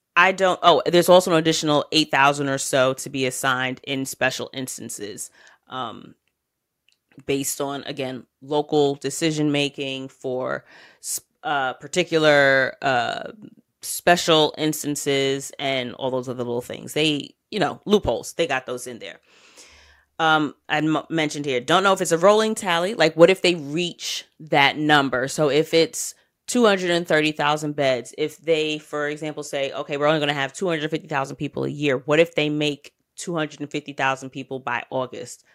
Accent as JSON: {"language": "English", "country": "United States", "said": "I'm American"}